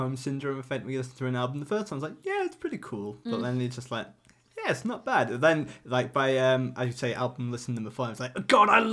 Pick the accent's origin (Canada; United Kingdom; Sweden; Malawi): United Kingdom; Yorkshire and the Humber; accent: thick Northern; I'm from North Yorkshire, and sometimes I have quite a thick Northern accent sometimes as well.